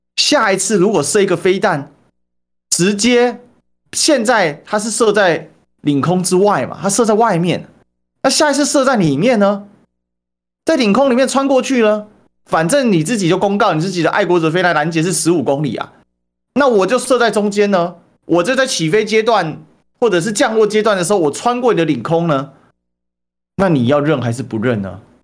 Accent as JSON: {"language": "Chinese", "country": "Taiwan", "said": "我们台湾的"}